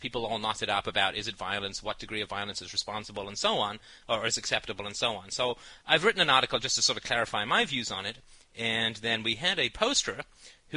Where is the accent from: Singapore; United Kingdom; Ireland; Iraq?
United Kingdom; I'm British